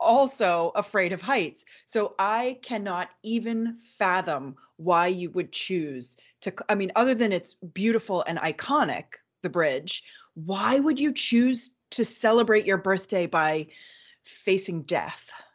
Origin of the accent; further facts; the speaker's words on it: Manchester, New Hampshire, United States; I was born in Manchester, my mother was born in Manchester